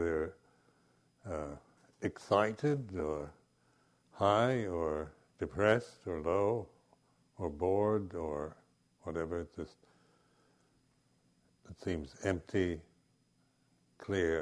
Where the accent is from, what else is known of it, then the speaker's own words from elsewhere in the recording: Seattle, Washington, United States; also born or lived in Southern California; now in England; these friends of my parents when I grew up in Seattle, and then when my parents moved to Southern California